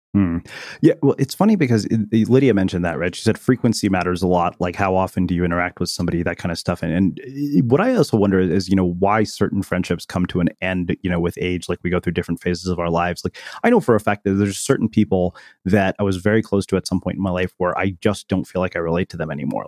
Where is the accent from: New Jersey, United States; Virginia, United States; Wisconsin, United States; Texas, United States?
Texas, United States; I, I grew up in Texas as well